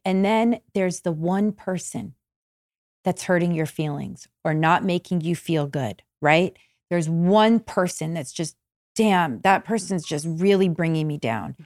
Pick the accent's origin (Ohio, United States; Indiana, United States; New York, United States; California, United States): California, United States; Malibu; I grew up in Malibu, where we are now